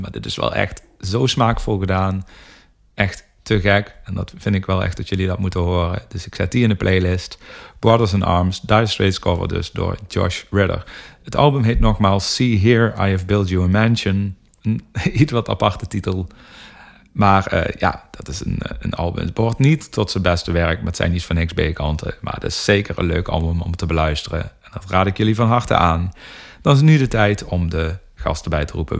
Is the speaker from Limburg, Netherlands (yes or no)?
yes; North Limburg, Netherlands; wij komen uit Noord Limburg allebei